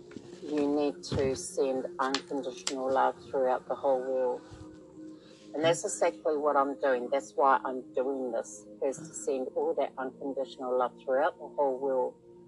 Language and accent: English; New Zealand; I am from New Zealand. I'm broadcasting from New Zealand.